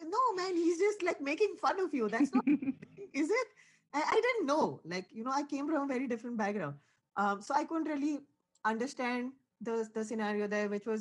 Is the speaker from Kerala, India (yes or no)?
no; Mumbai, Maharashtra, India; moved away as an adult; also born or lived in Maryland, United States; now in Indiana, United States; I was born in Bombay, India, which is sort of like the financial capital of India. So it's like growing up in New York